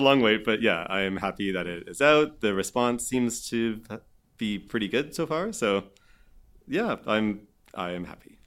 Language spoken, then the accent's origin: English; Vancouver Island, British Columbia, Canada; moved away as an adult; also born or lived in Montreal; I grew up on Vancouver Island